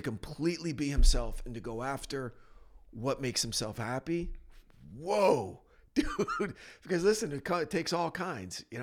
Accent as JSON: {"language": "English", "region": "New Jersey", "country": "United States", "tie": "born or raised there", "moved": "yes", "said": "I'm from New Jersey."}